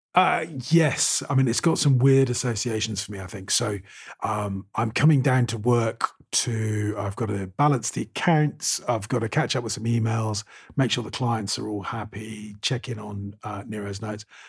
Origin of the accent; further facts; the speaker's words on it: United Kingdom; moved away; being British